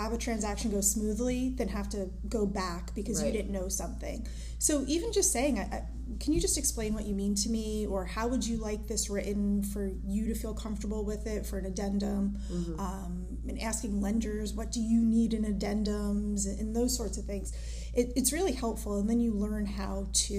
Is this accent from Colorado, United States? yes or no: no; New Jersey, United States; moved away as an adult; also born or lived in Boston; now in Washington, D.C., United States; I'm originally from New Jersey.